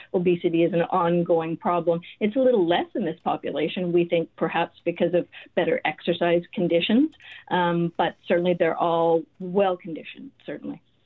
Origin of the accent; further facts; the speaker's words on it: Winnipeg, Manitoba, Canada; moved away as an adult; I was raised in St. James. Uh, I went to high school there, did my undergrad at University of Manitoba